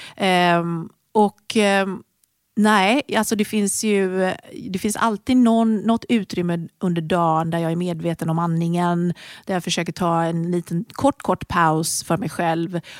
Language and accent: Swedish; Sweden; moved away as an adult; also born or lived in United Kingdom; flyttade då till honom i Storbritannien. Och där började jag jobba med träning för att jag tyckte att träningsmöjligheterna där var inte lika bra som de var hemma i Sverige